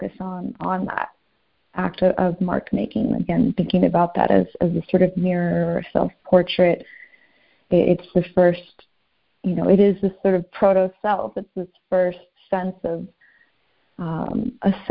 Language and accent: English; Southern California, United States; now in St. Paul, United States; I'm from Southern California. That's where I grew up, and I grew up going to the beach